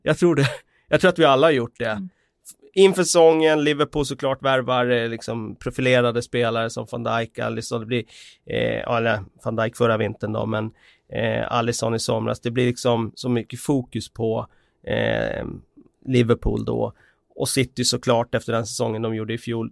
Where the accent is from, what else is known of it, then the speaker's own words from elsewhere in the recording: Västerås, Västmanland, Sweden; moved away; hemma i Västerås